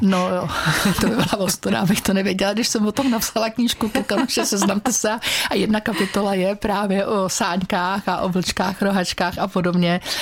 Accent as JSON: {"language": "Czech", "country": "Czechia", "said": "já jsem z Krkonož"}